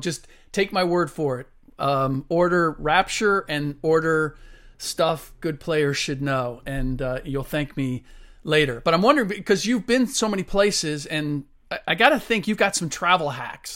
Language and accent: English; Cincinnati, Ohio, United States; I grew up in Cincinnati, where the Baldwin Music Company is located